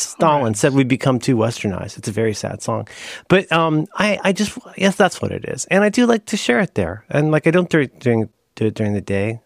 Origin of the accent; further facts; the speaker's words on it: Ohio, United States; I'm from Ohio